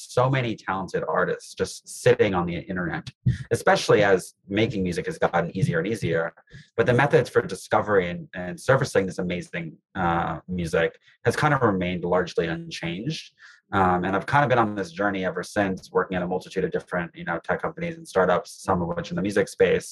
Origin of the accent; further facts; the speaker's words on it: New York City, New York, United States; I grew up in New York City